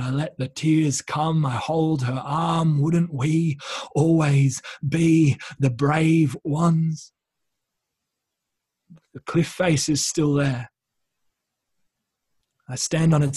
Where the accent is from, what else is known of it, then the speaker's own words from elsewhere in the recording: Wollongong, New South Wales, Australia; moved away; So up where I grew up in Sydney, or just below Sydney in Wollongong.